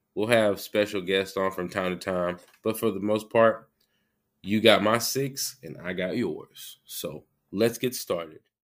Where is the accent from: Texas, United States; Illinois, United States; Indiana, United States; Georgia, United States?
Georgia, United States; I'm from Georgia. I'm, I live in middle Georgia